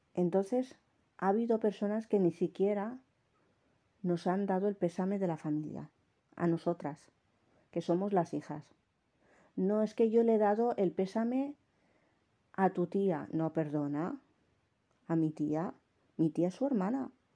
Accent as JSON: {"language": "Spanish", "town": "Jávea", "region": "Valencian Community", "country": "Spain", "tie": "born or raised there", "accent": "Valencian", "said": "Me han dicho que tengo el acento valenciano. Sí que es verdad porque yo me he criado aquí, en un pueblo de la provincia de Alicante que se llama Javea."}